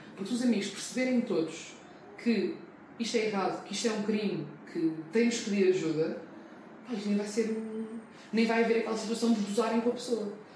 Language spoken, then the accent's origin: Portuguese; Portugal; Eu cresci em Portugal